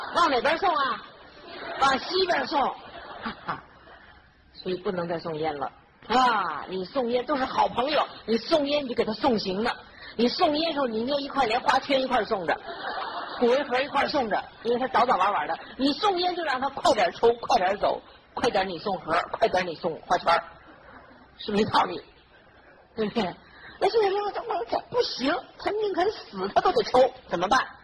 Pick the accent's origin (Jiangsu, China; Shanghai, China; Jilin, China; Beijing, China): Beijing, China; accent: northern; moved away as an adult; now in Los Angeles, United States; 我们北京人讲话有时候会比较，哈， 南方的朋友不大懂